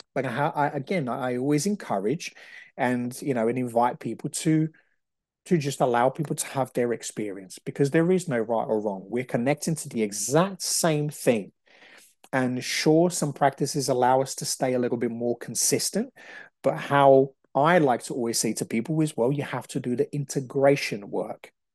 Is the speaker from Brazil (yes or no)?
yes; Brazil; moved away; I'm Brazilian, so I understand about, you know, the shamanic work. I grew up in Brazil